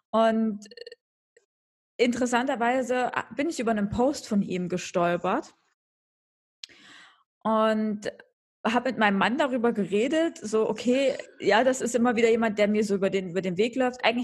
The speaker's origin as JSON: {"language": "German", "town": "Munich", "region": "Bavaria", "country": "Germany", "said": "Ja, das muss ich natürlich als Münchner muss ich das natürlich sagen."}